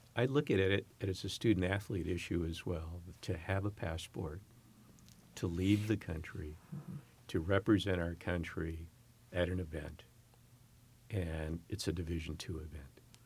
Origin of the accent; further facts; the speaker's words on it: San Francisco Bay Area, California, United States; moved away as an adult; also born or lived in Upper Peninsula, Michigan; now in San Francisco, United States; I'm born and raised in the San Francisco, Oakland Bay Area